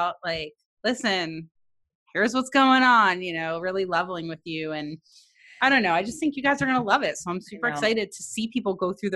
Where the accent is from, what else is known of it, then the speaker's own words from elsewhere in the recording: near Montclair, New Jersey, United States; moved away; Montclair, New Jersey, which is near my hometown